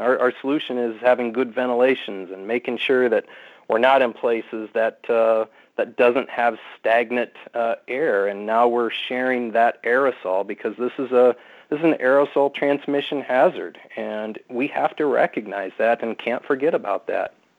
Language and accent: English; Iowa, United States; moved away; I was born and raised in Iowa